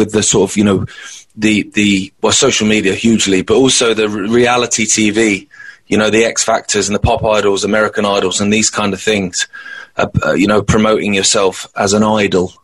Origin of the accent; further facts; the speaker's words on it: Isle of Wight, South East England, United Kingdom; where I grew up on the Isle of Wight